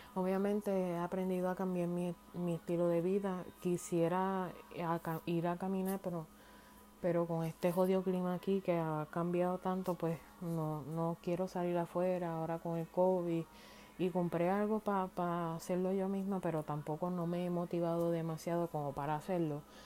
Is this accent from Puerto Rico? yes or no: yes; Puerto Rico; moved away as an adult; me fui de Puerto Rico